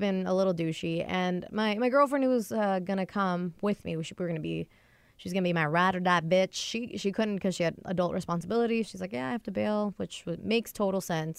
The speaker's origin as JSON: {"language": "English", "area": "near Everett", "region": "Washington", "country": "United States", "tie": "born or raised there", "moved": "as an adult", "lives_now": "Seattle, United States", "said": "not many cabs come to my hometown. They all go to Everett, which is like a ten, fifteen minute drive away"}